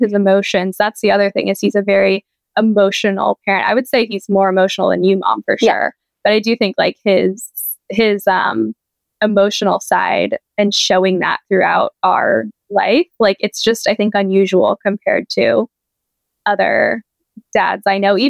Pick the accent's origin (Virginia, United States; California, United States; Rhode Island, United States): California, United States; San Diego; moved away as an adult; now in Pennsylvania, United States; I grew up in San Diego